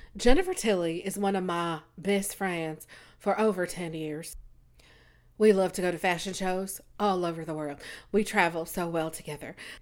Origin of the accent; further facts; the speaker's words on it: United States; also born or lived in Nigeria; I'm American and Nigerian.